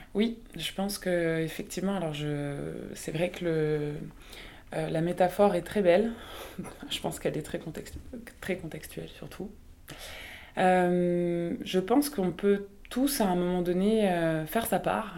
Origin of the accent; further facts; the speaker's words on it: the East, eastern France, France; d'avoir grandi dans un, dans un territoire très rural, alors je suis originaire de l'Est